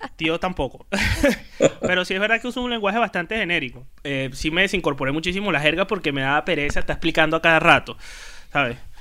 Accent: Venezuela; moved away as an adult; now in Spain; soy el único venezolano que trabaja

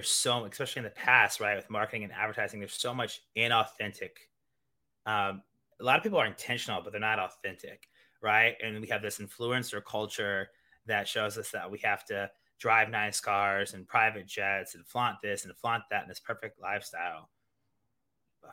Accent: Kansas City, Missouri, United States; moved away as an adult; also born or lived in Iowa / Italy; now in New York City, United States; I'm originally from the Midwest, Kansas City, Missouri

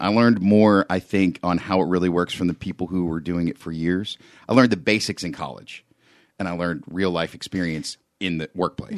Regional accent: Beaver, Pennsylvania, United States; also born or lived in Trenton, New Jersey; I moved to my hometown, Beaver, Pennsylvania, which is about twenty minutes north of Pittsburgh, uh, when I was two

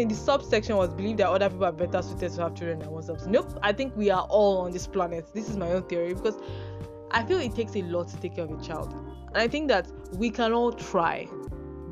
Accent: Nigeria; as a Nigerian

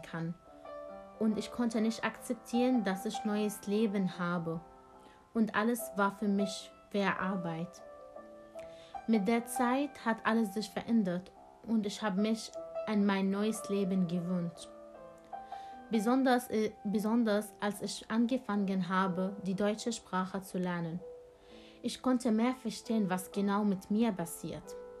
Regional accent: Syria; German is a second language; now in Germany; Ich bin aus Syrien geflüchtet

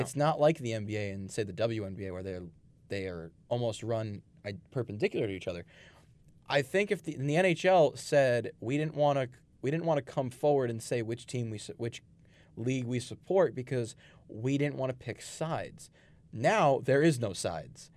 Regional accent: Brooklyn, New York, United States; moved away as an adult; now in Long Island, United States; Growing up in Brooklyn

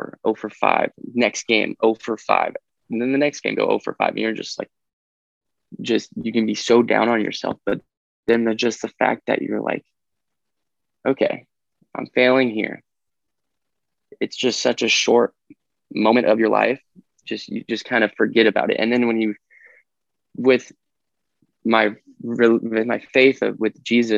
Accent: Fresno, California, United States; I'm from Fresno, California

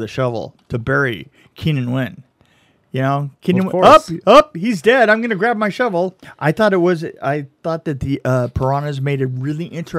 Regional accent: Texas, United States; oh, on my honor as a Texan.

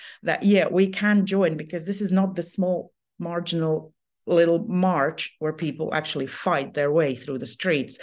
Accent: Riga, Latvia; I am from Riga, Latvia

